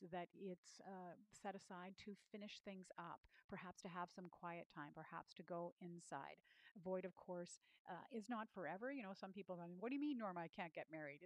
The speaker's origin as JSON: {"language": "English", "country": "Canada", "said": "I'm a Canadian"}